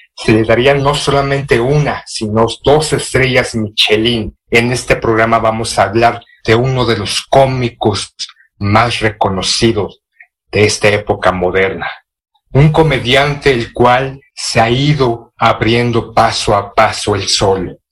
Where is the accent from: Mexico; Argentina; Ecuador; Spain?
Mexico; siendo mexicano, de lo que se hace aquí en México